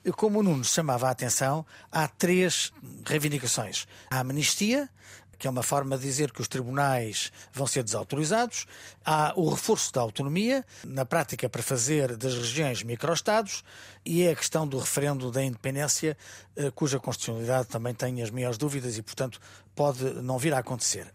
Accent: Portugal; como portugueses

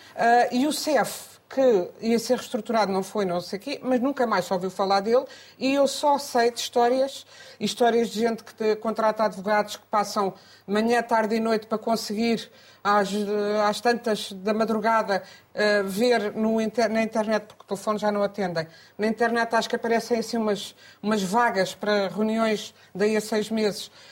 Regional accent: Coimbra, Centro, Portugal; um jornal da minha terra, o Diário de Coimbra

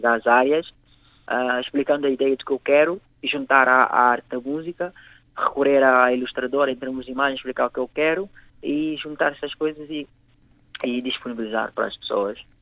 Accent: Guinea-Bissau; moved away as an adult; now in Portugal; Eu vivo cá em Portugal há 10 anos, cresci, passei a minha vida, a minha infância toda na Guiné.

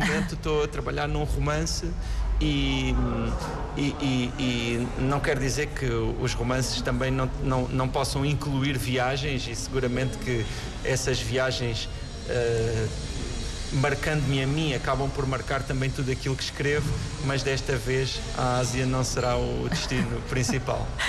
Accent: Galveias, Alentejo, Portugal; da aldeia onde eu nasci, que se chama Galveias

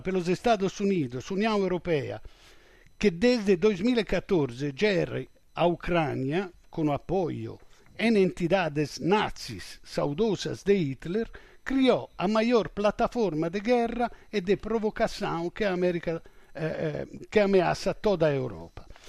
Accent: Italy; eu sou europeu, sou italiano, europeu, na NATO

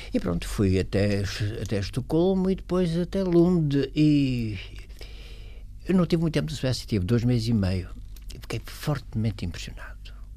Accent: Portugal; moved away as an adult; also born or lived in Sweden; na minha terra

